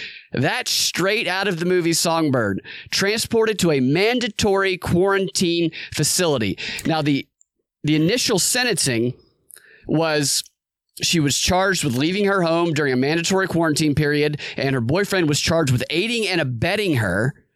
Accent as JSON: {"language": "English", "town": "Snellville", "region": "Georgia", "country": "United States", "said": "I'm from Snellville, which is right next to Loganville."}